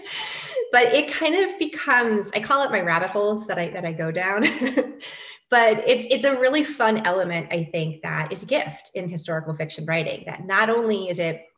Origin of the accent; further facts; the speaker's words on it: New York, United States; moved away; I am a New Yorker